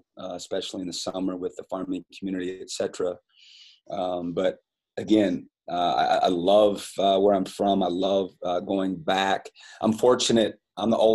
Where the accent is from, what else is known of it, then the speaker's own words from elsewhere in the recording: Fairbank, Iowa, United States; moved away as an adult; I loved growing up in Fairbank, Iowa, and being a part of the Wapsie Valley community